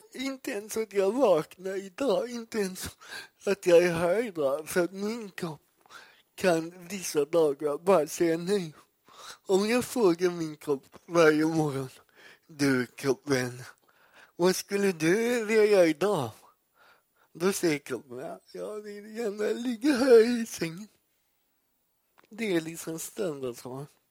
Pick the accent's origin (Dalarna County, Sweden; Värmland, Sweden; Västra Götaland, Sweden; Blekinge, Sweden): Västra Götaland, Sweden; Gothenburg; Jag är uppvuxen i Göteborg